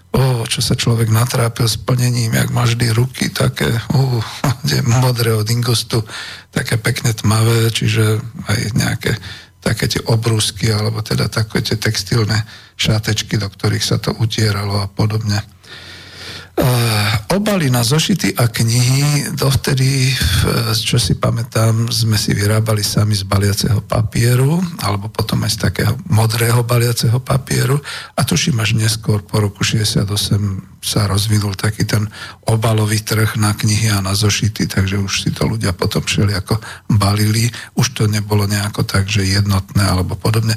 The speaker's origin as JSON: {"language": "Slovak", "town": "Bratislava", "region": "Bratislava Region", "country": "Slovakia", "tie": "born or raised there", "said": "narodil som sa v Československej socialistickej republike, v Bratislave, hlavnom mestom Slovenskej socialistickej republiky"}